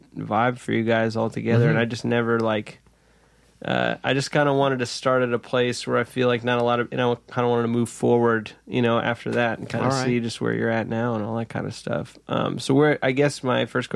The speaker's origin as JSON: {"language": "English", "town": "Claremont", "region": "New Hampshire", "country": "United States", "tie": "born or raised there", "said": "I'm from Claremont, New Hampshire, born in New Hampshire."}